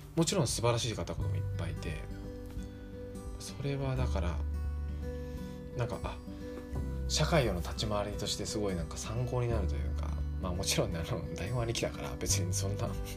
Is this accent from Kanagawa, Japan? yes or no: yes; Kanagawa, Japan; 僕神奈川出身